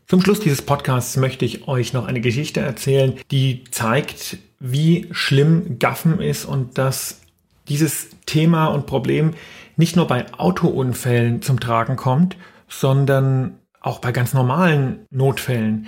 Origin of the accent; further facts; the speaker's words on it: Erlangen, Bavaria, Germany; Ich komme ja aus Erlangen in Franken